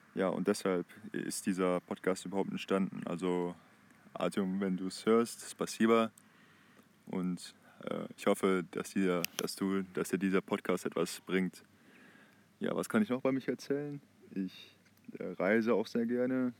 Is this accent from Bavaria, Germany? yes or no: no; Heinsberg, North Rhine-Westphalia, Germany; Ich komme aus der Stadt Heinsberg, äh, ziemlich im Westen von Deutschland